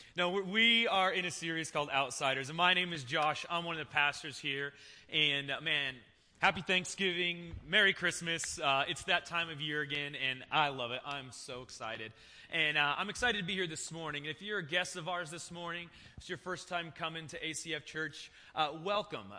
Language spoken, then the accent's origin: English; Seattle, Washington, United States; also born or lived in Cashmere, Washington; I was born in the Seattle area, go Hawks, and um, born and raised there until I was about 10 years old. And when I was 10, my parents decided to move to Eastern Washington